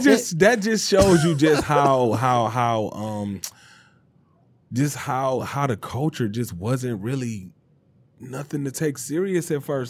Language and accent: English; Detroit, Michigan, United States; I'm from Detroit.